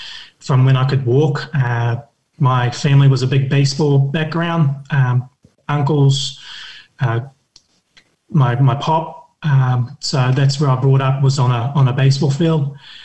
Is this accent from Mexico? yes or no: no; Brisbane, Queensland, Australia; moved away as an adult; now in Christchurch, New Zealand; I'm from Brisbane, born and raised Australia. Moved over to New Zealand now and been here since I was 21. I'm 37 now, living in Christchurch.